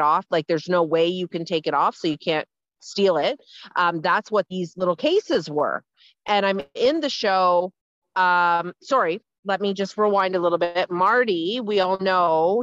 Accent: Ontario, Canada; moved away; I'm from Ontario

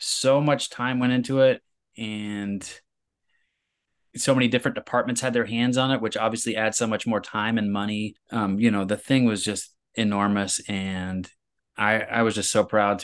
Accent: Midwest, United States; I grew up in the Midwest

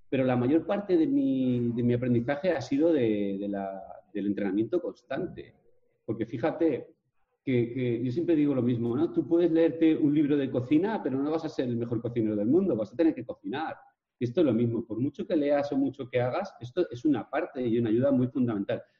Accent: Vila-real, Valencian Community, Spain; Soy de Villarreal, un pueblecito de Castellón, eh, y nada, soy una persona que se ha hecho a sí misma

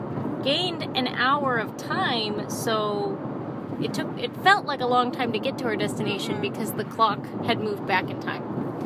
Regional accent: Ohio, United States; we're from Ohio, right?

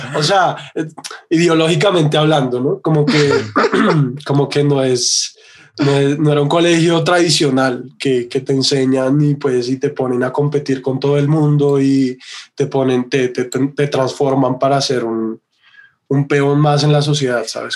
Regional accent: Bogotá, Colombia; also born or lived in London; soy un artista bogotano

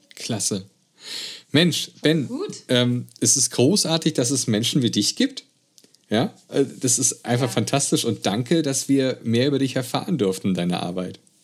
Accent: Germany; bei uns in Deutschland

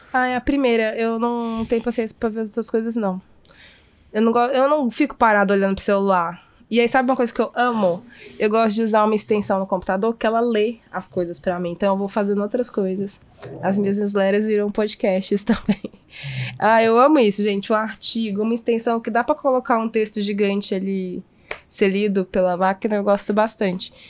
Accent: Minas Gerais, Brazil; como boa mineira

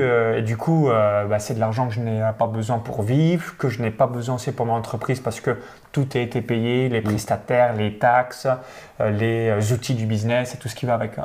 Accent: near Chalon-sur-Saône, Saône-et-Loire, Bourgogne-Franche-Comté, France; moved away as an adult; j'ai grandi dans une ferme, donc dans un petit village de moins de quatre-vingt-cinq habitants proche de Chalon-sur-Saône

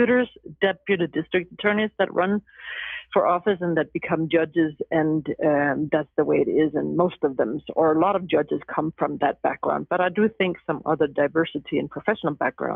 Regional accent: Denmark; moved away as an adult; also born or lived in Huntington Beach; now in Los Angeles, United States; I was born and raised in Denmark, and I was there into my young adult years.

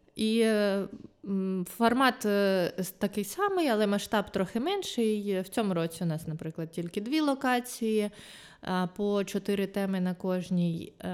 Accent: Luhansk, Luhansk Oblast, Ukraine; moved away as an adult; also born or lived in Kyiv; я сама з Луганська

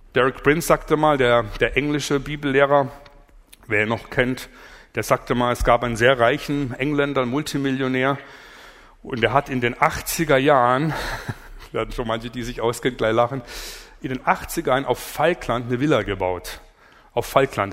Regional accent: Allgäu, Bavaria, Germany; Ich komme aus dem Allgäu

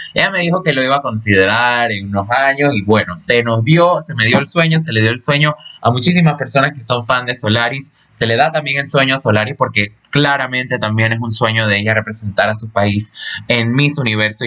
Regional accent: Panama; mi país natal, Panamá

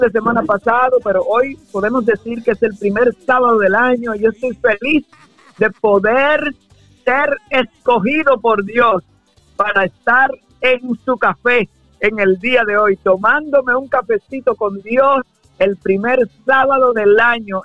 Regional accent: Santo Domingo, Distrito Nacional, Dominican Republic; now in United States; yo nací en Santo Domingo, República Dominicana. Yo soy dominicano

